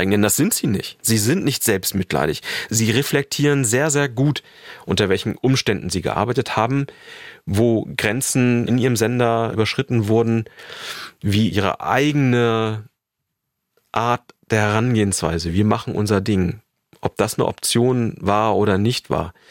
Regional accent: Germany; Ich bin in der DDR aufgewachsen, deshalb ist das ein Thema, was mich wirklich persönlich beeindruckt.

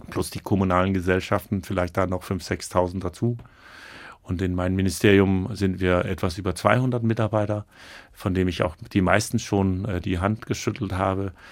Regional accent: Rostock, Mecklenburg-Vorpommern, Germany; now in Kiel, Germany; Noch bin ich ein Rostocker Jung. Aber, und das fand ich so schön, als ich vor ein paar Tagen wieder in Kiel reinfuhr und das Ortsschild sah, hatte ich so ein schönes Gefühl

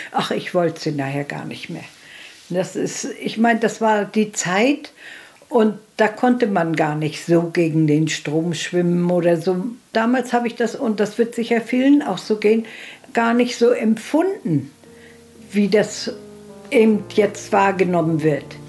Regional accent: Parchim, Mecklenburg-Vorpommern, Germany; Ich bin in Parchimjau groß geworden

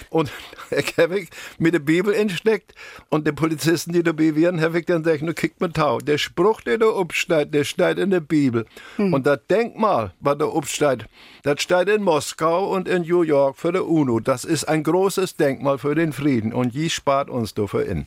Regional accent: Mecklenburg-Vorpommern, Germany; Als Mecklenburger

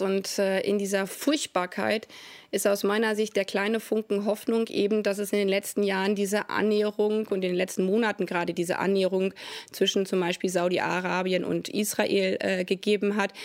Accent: Germany; als Deutsche

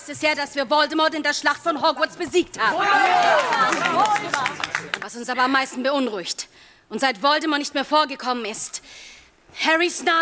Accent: Bavaria, Germany; now in Hamburg, Germany; Also ich bin ja ursprünglich in Oberfranken

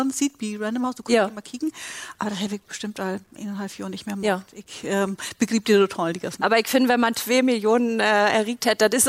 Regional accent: Northern Germany, Germany; Also die spielt ja immer in Norddeutschland und ich fühle mich auch richtig als Norddeutsche

